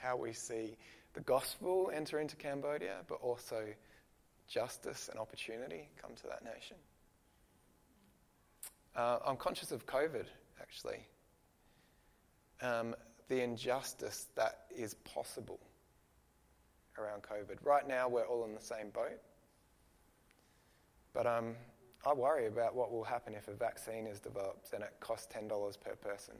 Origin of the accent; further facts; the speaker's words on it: Australia; we, as an Australian nation